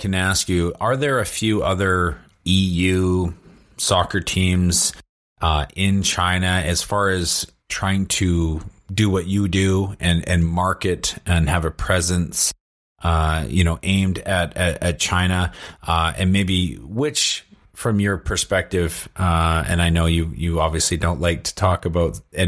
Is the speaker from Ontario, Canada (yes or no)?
no; Vancouver, British Columbia, Canada; I come from Vancouver